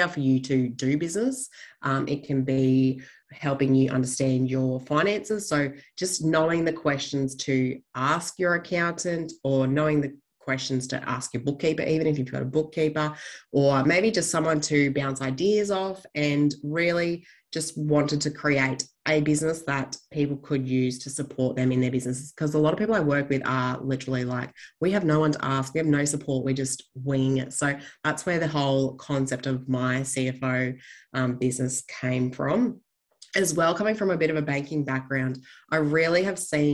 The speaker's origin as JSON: {"language": "English", "town": "Gold Coast", "region": "Queensland", "country": "Australia", "moved": "as an adult", "lives_now": "Longreach, Australia", "said": "I am based out in Longreach in Western Queensland. I am actually originally from the Gold Coast of all places"}